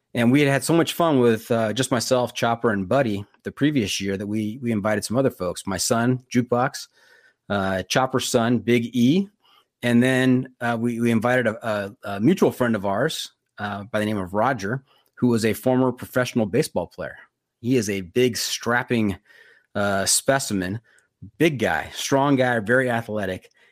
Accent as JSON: {"language": "English", "town": "Los Angeles", "region": "California", "country": "United States", "tie": "born or raised there", "also_born_or_lived": "Santa Clarita, California", "said": "I grew up in the Valley, San Fernando Valley, which is just north of Los Angeles"}